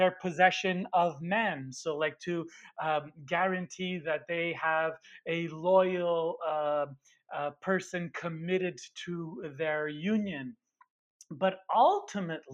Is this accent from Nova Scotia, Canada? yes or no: no; Montreal, Quebec, Canada; I'm Italian from Montreal, coming from an immigrant family.